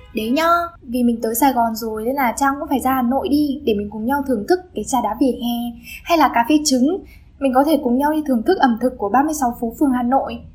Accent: Điện Biên, Vietnam; now in Hanoi, Vietnam; tớ đến từ Điện Biên cơ.

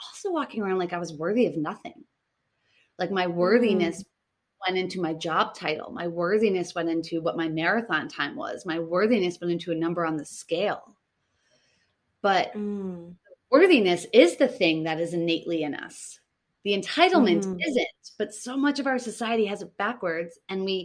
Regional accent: Boston, Massachusetts, United States; moved away as an adult; now in Tulum, Mexico; I come from Boston, which is very masculine

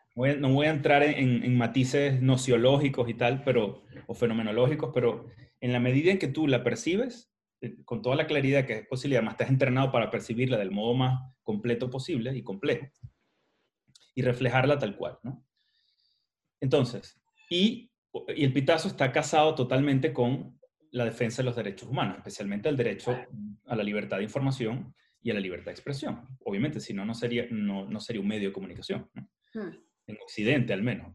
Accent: Maracaibo, Zulia, Venezuela; yo como soy maracucho

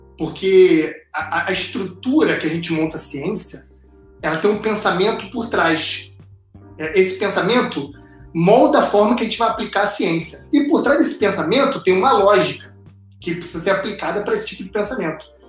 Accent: Brazil; a gente, como é brasileiro

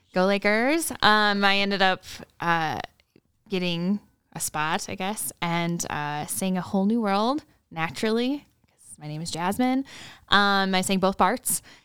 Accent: rural area near Minot, North Dakota, United States; born or raised there

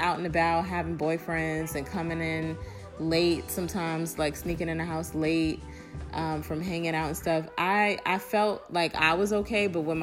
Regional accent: New York City, New York, United States; We are both from New York, but I reside in a different, I'm in Brooklyn, New York

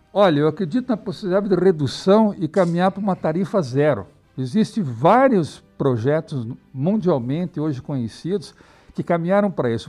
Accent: Curitiba, Paraná, Brazil; moved away; also born or lived in Europe; eu sou curitibano, né, vivo aqui há muitos anos, apesar de ter morado 10 anos fora do Brasil, na Europa

